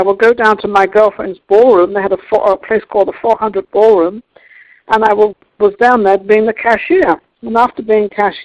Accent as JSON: {"language": "English", "region": "England", "country": "United Kingdom", "moved": "yes", "lives_now": "United States", "said": "I'm an American now. I became American citizen some years ago, but I am British, English actually."}